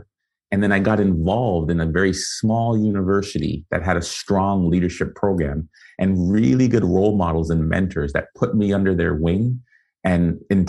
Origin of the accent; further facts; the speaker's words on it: Canada; also born or lived in Guyana; I was born in Guyana, South America. And so spent the first 5 years there, came and emigrated to Canada with my family.